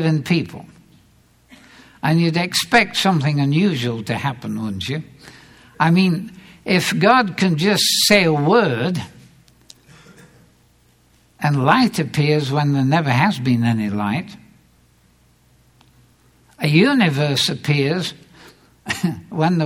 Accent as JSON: {"language": "English", "region": "England", "country": "United Kingdom", "tie": "born or raised there", "moved": "yes", "lives_now": "United States", "said": "I grew up in England, where the church is somewhat more traditional"}